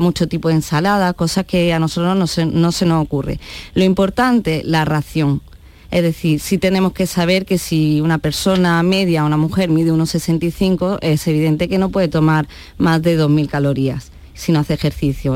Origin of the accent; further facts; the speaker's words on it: Andalusia, Spain; somos andaluces, nos corre la sangre por las venas